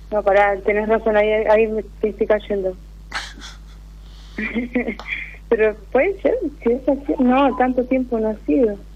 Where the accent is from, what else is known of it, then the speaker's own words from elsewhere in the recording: Trelew, Chubut, Argentina; De Trelew